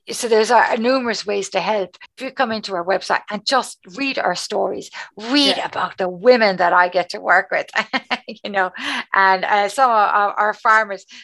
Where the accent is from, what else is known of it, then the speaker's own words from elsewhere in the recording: Cork, Munster, Ireland; accent: Cork; just how strong my Cork accent is.